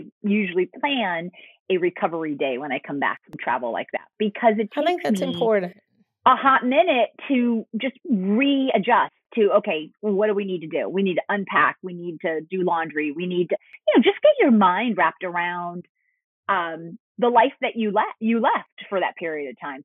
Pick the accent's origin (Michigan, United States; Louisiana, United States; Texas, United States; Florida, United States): Florida, United States; Fort Lauderdale; I grew up in Fort Lauderdale. Yeah, I grew up in Fort Lauderdale.